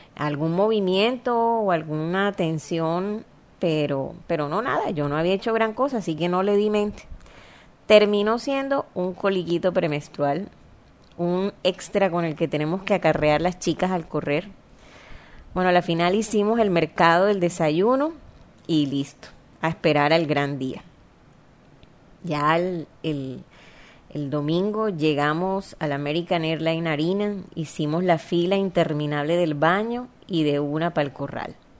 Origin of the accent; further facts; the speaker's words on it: Barranquilla, Atlántico, Colombia; accent: costeñol; yo nací en Barranquilla, una ciudad